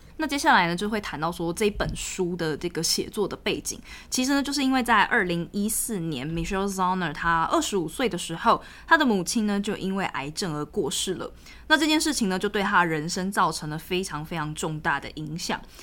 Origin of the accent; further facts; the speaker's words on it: Taiwan; 身为一个台湾人